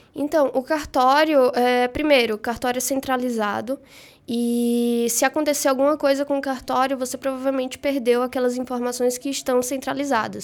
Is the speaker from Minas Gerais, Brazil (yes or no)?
no; Salvador, Bahia, Brazil; moved away as an adult; now in São Paulo, Brazil